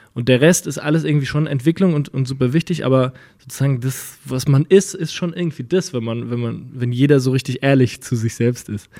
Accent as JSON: {"language": "German", "town": "Winnweiler", "region": "Rhineland-Palatinate", "country": "Germany", "moved": "yes", "said": "in Winnweiler, in dem Dorf, wo ich herkomme"}